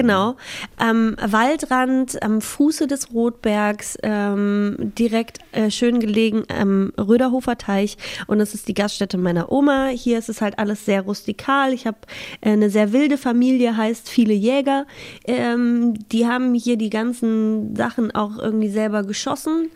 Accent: Halberstadt, Saxony-Anhalt, Germany; moved away; also born or lived in Berlin / Hamburg; in Halberstadt bin ich geboren. Das, also der Harz, der Hü, äh, und Halberstadt, das ist immer meine Heimat.

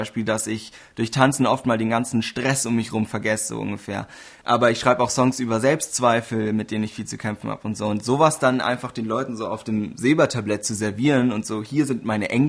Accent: Bavaria, Germany; Aber ja, streng genommen, so von der Definition her, tatsächlich bin ich Oberbayer.

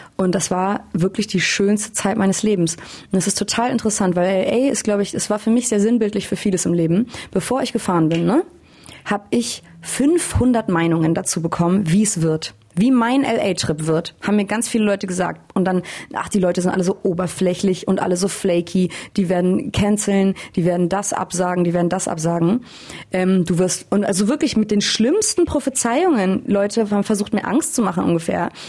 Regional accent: Hamburg, Germany; moved away as an adult; now in Berlin, Germany; Ich bin in Hamburg aufgewachsen

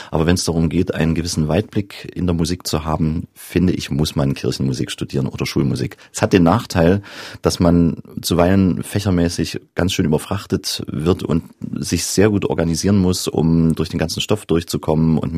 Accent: Johanngeorgenstadt, Saxony, Germany; also born or lived in Zwickau; in Johann Georgenstadt und bin dann gewechselt nach Zwickau aufs Klaravie-Gymnasium, also zurück an meinen Geburtsort gewissermaßen.

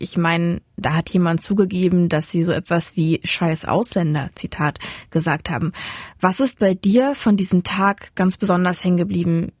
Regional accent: Dessau-Roßlau, Saxony-Anhalt, Germany; Er und ich sind nur ein halbes Jahr nacheinander in Sachsen-Anhalt geboren. Wir sind beide auch in Sachsen-Anhalt aufgewachsen

